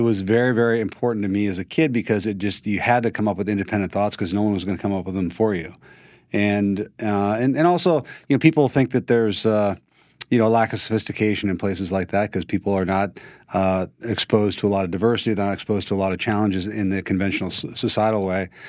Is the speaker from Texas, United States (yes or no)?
no; Montana, United States; moved away as an adult; also born or lived in Oregon / California; I, I grew up in Montana and, uh, Uh, a conventional way to grow up, if you're in Montana, you know, grew up on, on a, on a ranch.